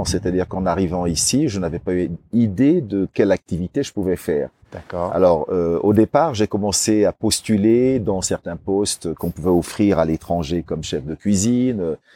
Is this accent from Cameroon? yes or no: yes; Cameroon; also born or lived in Paris, France; now in São Tomé, São Tomé and Príncipe; je suis né en Afrique, au Cameroun, euh, d'un père, euh, je dirais, blanc et d'une maman noire. Donc voilà, je suis un peu le résultat de ce mélange de cultures.